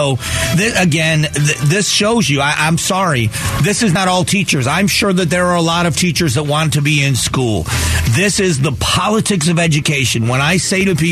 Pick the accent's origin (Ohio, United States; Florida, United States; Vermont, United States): Florida, United States; the South, Southwest; I grew up in the South in the 70s. You know, late 70s is when I moved to Southwest Florida.